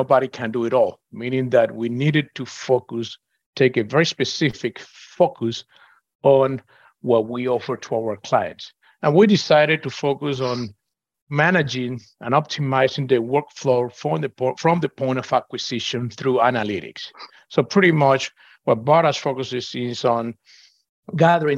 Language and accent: English; Venezuela; moved away as an adult; now in Houston, United States; I'm originally from Venezuela.